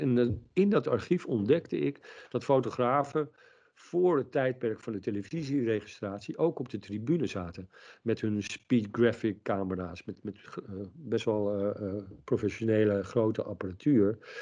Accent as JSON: {"language": "Dutch", "town": "Leimuiden", "region": "South Holland", "country": "Netherlands", "tie": "born or raised there", "said": "In Muiden in het dorp waar ik geboren ben."}